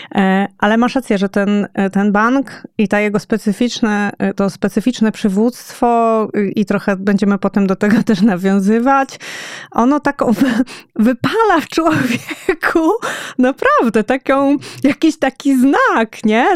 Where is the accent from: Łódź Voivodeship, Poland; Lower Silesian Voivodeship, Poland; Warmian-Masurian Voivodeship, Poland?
Łódź Voivodeship, Poland; Łódź; oboje pochodzimy z Łodzi